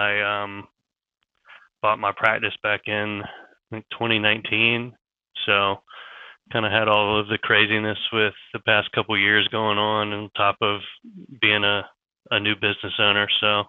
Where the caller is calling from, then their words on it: Charlotte, North Carolina, United States; I'm in Charlotte, North Carolina.